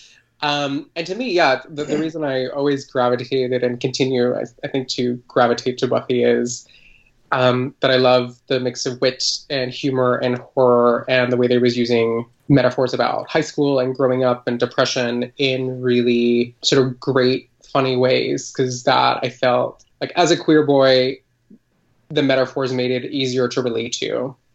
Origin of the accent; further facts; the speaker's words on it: Colombia; I grew up in Colombia